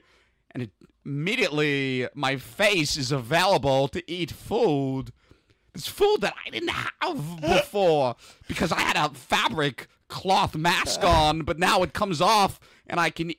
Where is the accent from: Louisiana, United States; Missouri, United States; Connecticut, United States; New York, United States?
New York, United States; Manhattan; Me personally, growing up in Murray Hill, Manhattan.